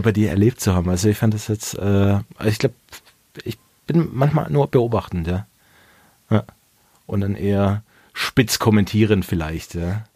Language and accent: German; Swabia, Baden-Württemberg, Germany; als Schwabe